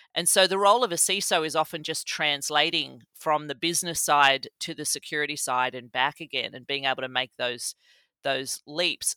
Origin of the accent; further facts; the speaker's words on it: Australia; moved away as an adult; now in Columbus, United States; I grew up in Australia, in the country, in the seventies and eighties